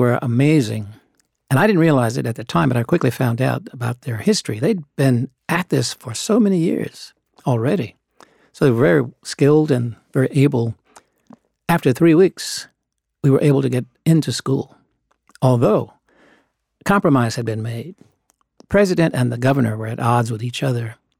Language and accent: English; Little Rock, Arkansas, United States; I grew up in Little Rock. I was born there